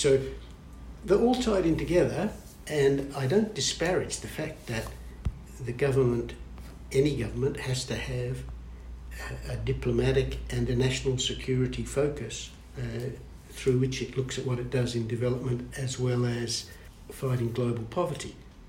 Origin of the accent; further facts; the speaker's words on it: West Coast of Australia, Western Australia, Australia; moved away; I now live on the East Coast, but I grew up on the West Coast. I'm used to the sun going down in the ocean, not coming up over it, and it's the Indian Ocean.